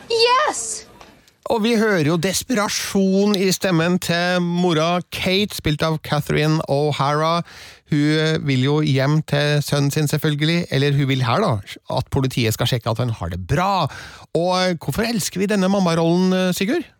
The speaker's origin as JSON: {"language": "Norwegian", "town": "Stjørdal", "region": "Trøndelag", "country": "Norway", "tie": "born or raised there", "said": "i Stjørdal, der jeg eh, vokste opp, og der jeg nå også bor"}